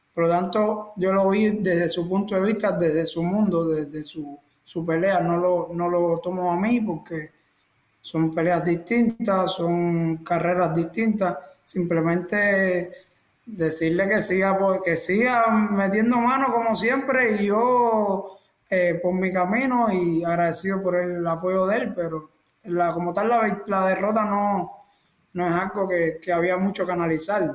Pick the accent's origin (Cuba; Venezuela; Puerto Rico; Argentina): Cuba; Cienfuegos; moved away as an adult